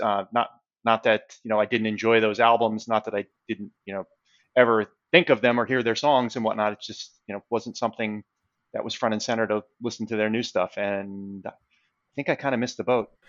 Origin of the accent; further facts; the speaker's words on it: New York City, New York, United States; I'm from Queens